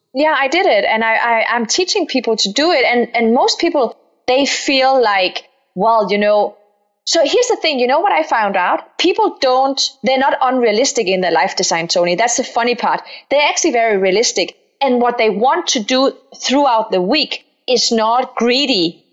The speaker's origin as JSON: {"language": "English", "country": "Denmark", "tie": "born or raised there", "accent": "Danish", "moved": "yes", "lives_now": "Palo Alto, United States", "said": "I'm Danish Moroccan. I grew up in Denmark, so if I have a funny accent, that's because I'm Danish"}